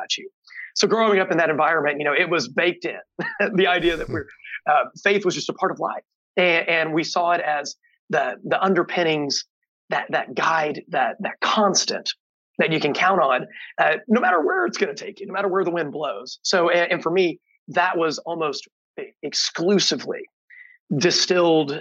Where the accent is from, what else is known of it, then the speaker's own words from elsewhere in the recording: East Central Indiana, United States; I grew up on a hog farm in East Central Indiana